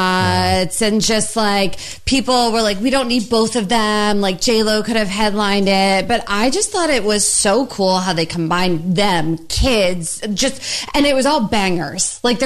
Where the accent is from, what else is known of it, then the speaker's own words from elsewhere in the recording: Princeton, New Jersey, United States; also born or lived in Philadelphia; I grew up in Princeton